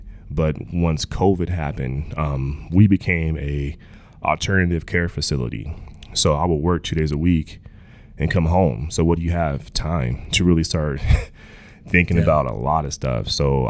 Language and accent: English; Clarksville, Texas, United States; Honestly, man, I was young, but I was old enough to see like my family, how we didn't have a lot, you know. And going to town was like a vacation.